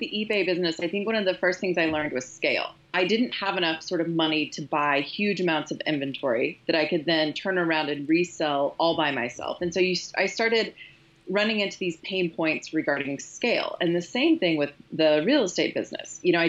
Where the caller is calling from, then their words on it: Kansas City, United States; I'm calling in from Kansas City.